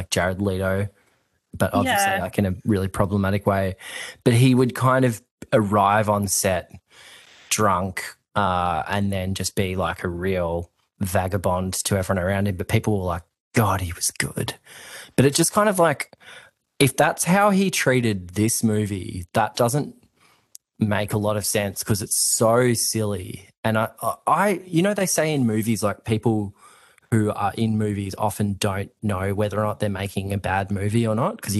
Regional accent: Queensland, Australia; I grew up in Queensland

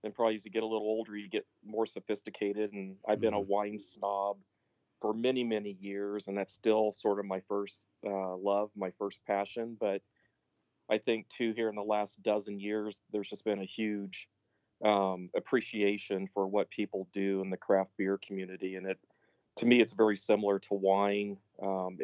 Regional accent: south of Dayton, Southern Ohio, United States; moved away as an adult; also born or lived in Fort Hood, Texas; now in Texas, United States; I'm from Southern Ohio, south of Dayton, and that's where I was born and raised

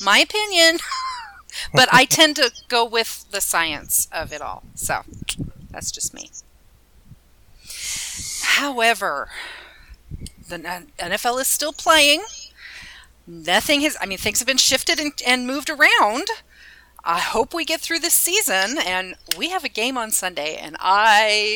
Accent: United States; as an American, or as a United States citizen

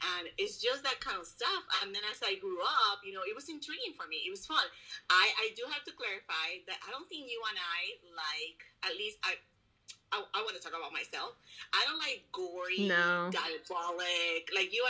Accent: Puerto Rico; moved away; I grew up in Puerto Rico

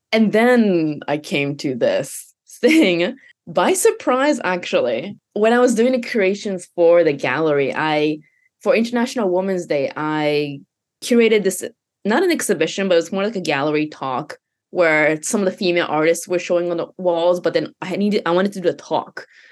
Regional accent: Canada; first language Japanese; English is a second language; moved away as an adult; also born or lived in Japan / Hawaii; I was born in Japan, and then I moved to, I guess, actually Hawaii for a year, and then to Canada for nine years, which was all of my teenage years from, like, eight years old to eighteen

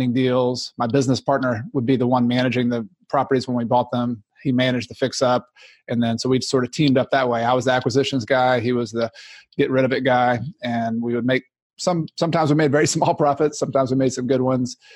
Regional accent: Newnan, Georgia, United States; moved away as an adult; now in South Carolina, United States; I was from Atlanta, outside Noonan, Georgia, originally.

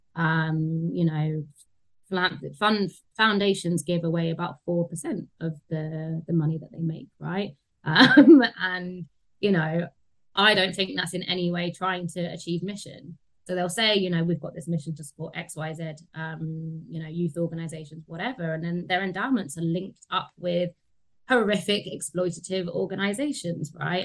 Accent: London, United Kingdom; I grew up in Tottenham, which is um, yeah seen as a you know deprived area in in London

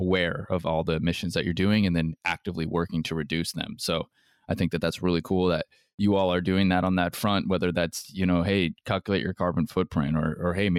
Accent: United States; being American

